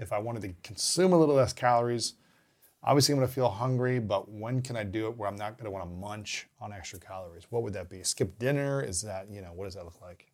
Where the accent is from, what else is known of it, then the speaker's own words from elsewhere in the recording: Ohio, United States; also born or lived in Minnesota / Missouri / Saint Louis / Alabama; now in Los Angeles, United States; I grew up in Ohio.